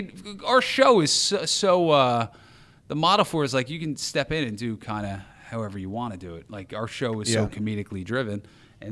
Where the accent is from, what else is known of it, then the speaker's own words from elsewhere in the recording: New Jersey, United States; also born or lived in Wisconsin; now in Chicago, United States; I come from, I grew up in New Jersey, so New York was our city out there.